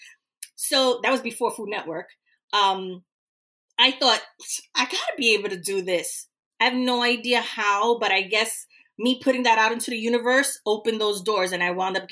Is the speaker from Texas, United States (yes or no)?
no; New York, United States; growing up in New York, in the U.S.